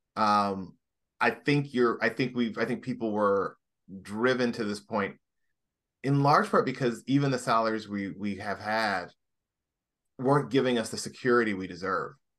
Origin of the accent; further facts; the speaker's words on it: Indianapolis, Indiana, United States; moved away as an adult; also born or lived in Washington, D.C.; now in Los Angeles, United States; I come from Indianapolis, Indiana